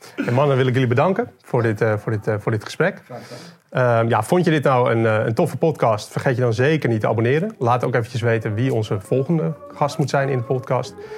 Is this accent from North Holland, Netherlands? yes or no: yes; Haarlem, North Holland, Netherlands; Want ik kom zelf uit Haarlem